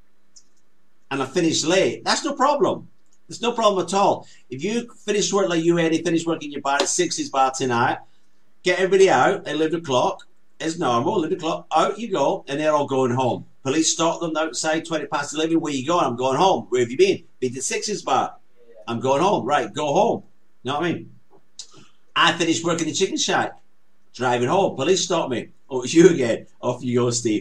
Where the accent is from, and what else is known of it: Scotland, United Kingdom